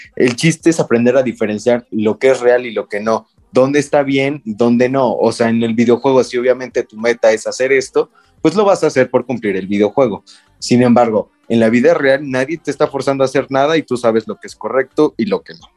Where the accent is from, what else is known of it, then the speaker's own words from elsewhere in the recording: Mexico; como mexicano